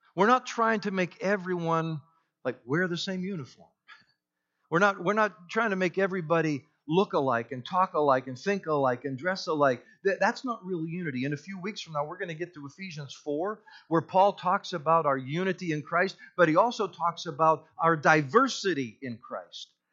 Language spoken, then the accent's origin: English; United States; I'm white, I'm an American